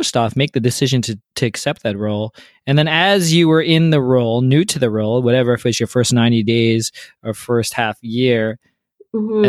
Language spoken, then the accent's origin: English; Canada; as a Canadian and also a business leader